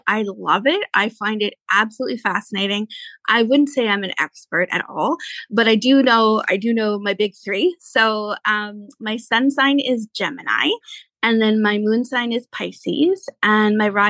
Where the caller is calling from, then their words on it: Maple Ridge, British Columbia, Canada; So I live in Maple Ridge, which for some of your listeners, if they're, you know, not local to us, suburb of Vancouver.